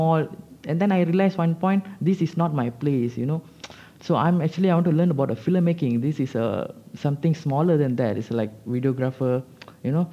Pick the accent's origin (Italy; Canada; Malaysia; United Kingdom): Malaysia; As a Malaysian